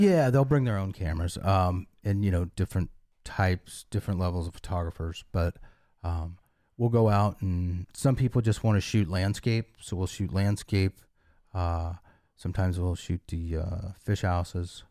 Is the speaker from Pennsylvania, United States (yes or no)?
no; western Nebraska, United States; now in Captiva, United States; It was western Nebraska on the edge of the sand hills.